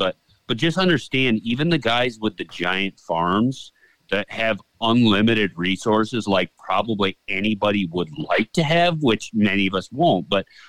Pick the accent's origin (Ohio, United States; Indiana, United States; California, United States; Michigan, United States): Michigan, United States; I grew up in Michigan, a part of Michigan where there was very few deer, tons of hunters.